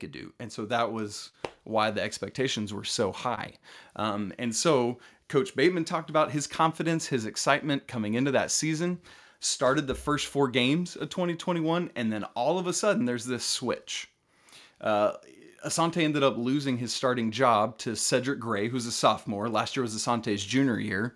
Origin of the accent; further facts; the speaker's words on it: Atlanta, Georgia, United States; I grew up in Atlanta